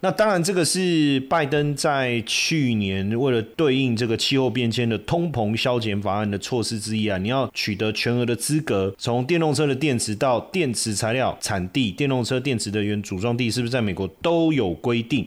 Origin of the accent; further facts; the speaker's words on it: Taiwan; 小时候也是在家里都讲讲台语啊，然后跟我奶奶也都讲台语啊